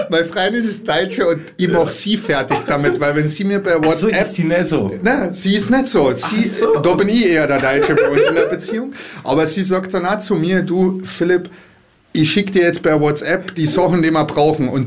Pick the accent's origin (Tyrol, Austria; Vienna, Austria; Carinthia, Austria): Carinthia, Austria; weil ich bin äh, Kärntner-Bur. Das heißt, ich habe schon ganz viele italienische Gene in mir drinnen